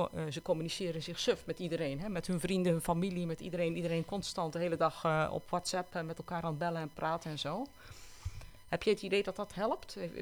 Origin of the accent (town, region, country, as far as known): Netherlands